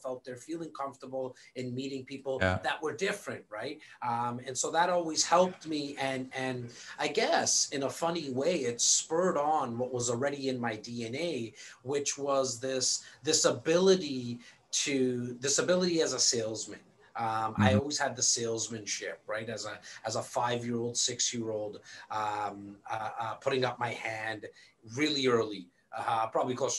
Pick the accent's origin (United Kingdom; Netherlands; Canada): Canada; Born and raised here in Canada